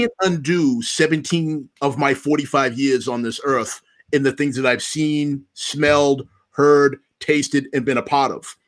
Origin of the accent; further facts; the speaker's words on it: Stoughton, United States; I'm from Stoughton. My family has been in town here since nineteen seventy-six.